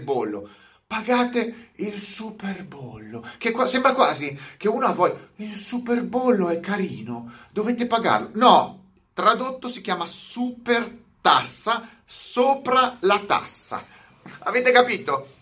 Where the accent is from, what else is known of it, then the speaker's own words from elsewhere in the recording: Italy; moved away as an adult; now in Canary Islands, Spain; Non è che sono nato in Italia, e devo morire in Italia